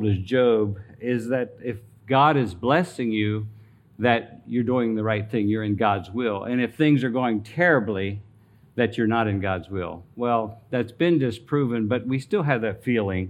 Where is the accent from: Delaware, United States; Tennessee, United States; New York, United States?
Delaware, United States; Greenwood; I was born and raised in Greenwood, Delaware